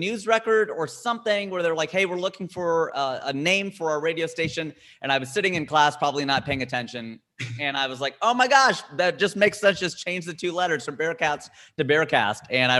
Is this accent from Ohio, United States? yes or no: yes; Cincinnati, Ohio, United States; So born and raised in Cincinnati. I'm a Cincinnati kid all the way through. Born in Hamilton, went to Fairfield